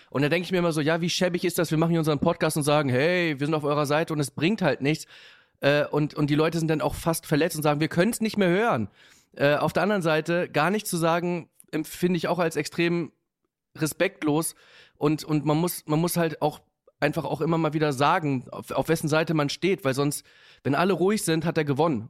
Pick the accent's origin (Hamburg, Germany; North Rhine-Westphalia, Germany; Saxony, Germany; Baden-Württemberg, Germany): Hamburg, Germany; ich bin in Hamburg-Bergedorf groß geworden